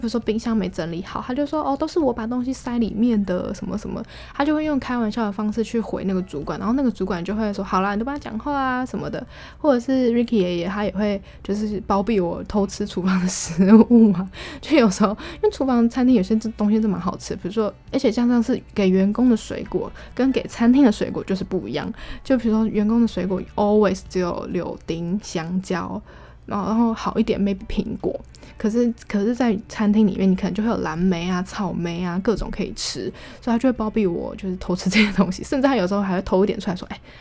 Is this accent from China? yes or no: no; Taiwan; 我们台湾人算是蛮晚走的